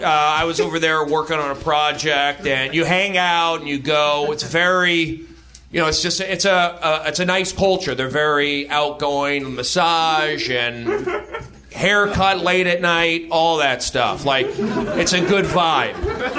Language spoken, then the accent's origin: English; Los Angeles, California, United States; also born or lived in New York; I grew up here in Los Angeles. People don't get along. I lived in New York.